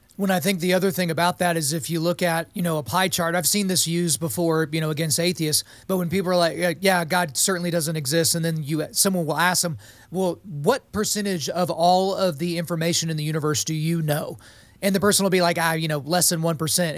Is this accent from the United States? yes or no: yes; Oklahoma, United States; But I grew up in Oklahoma, so I was a Christian by dint of birth